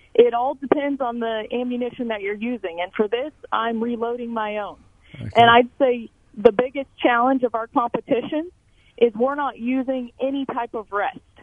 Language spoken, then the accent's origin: English; Emporia, Kansas, United States; I am from Emporia, Kansas, born and raised